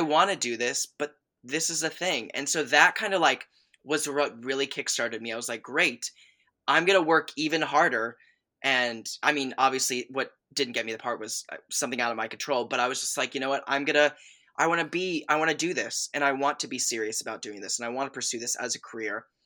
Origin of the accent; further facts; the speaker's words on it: north of Atlanta, Georgia, United States; also born or lived in Chicago / Boston; I basically grew up in, uh, just like thirty minutes north of Atlanta, uh, uh, Georgia